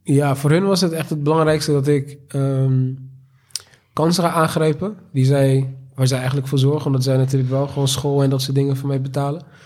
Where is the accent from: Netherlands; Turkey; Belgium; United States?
Netherlands; Rotterdam, South Holland; geboren en getogen in Rotterdam, Delfshaven